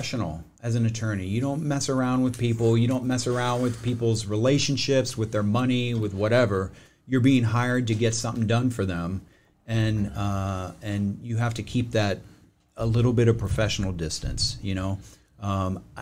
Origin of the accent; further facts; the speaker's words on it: East Coast, United States; moved away as an adult; also born or lived in Los Angeles, California; now in California, United States; middle class, East Coast